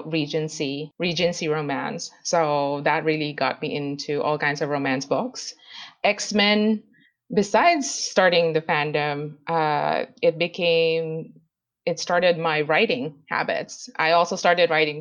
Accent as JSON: {"language": "English", "town": "Manila", "region": "Metro Manila", "country": "Philippines", "tie": "born or raised there", "also_born_or_lived": "Idaho, United States", "moved": "yes", "lives_now": "Malaysia", "said": "I am born and raised in Manila, Philippines, but I've lived in the U.S. for a while in Idaho, and also a month in Portugal, and now living in Malaysia."}